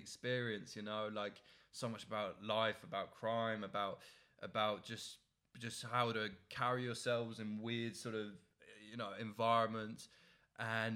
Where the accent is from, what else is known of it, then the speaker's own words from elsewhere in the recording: Oxford, South East England, United Kingdom; I'm from Oxford